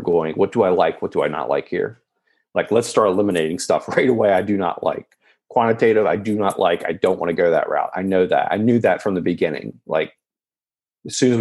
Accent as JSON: {"language": "English", "region": "West Virginia", "country": "United States", "tie": "born or raised there", "said": "I'm born and raised in West Virginia."}